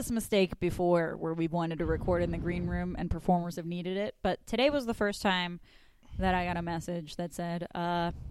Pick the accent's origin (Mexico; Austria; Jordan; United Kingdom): Mexico; also born or lived in California; now in Washington, DC, United States; I grew up in Mexico